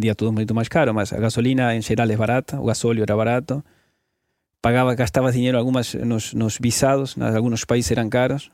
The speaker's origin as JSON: {"language": "Portuguese", "country": "Argentina", "second_language": "Portuguese", "moved": "as an adult", "said": "saí da Argentina, sou jornalista de formação, fartei-me da Argentina, fartei-me de viver em um país"}